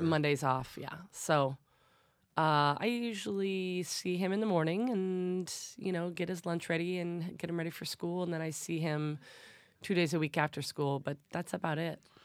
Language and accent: English; Detroit, Michigan, United States; moved away as an adult; now in New York City, United States; I'm from Detroit